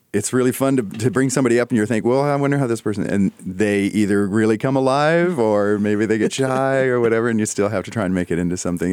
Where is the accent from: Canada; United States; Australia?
Canada; I'm Canadian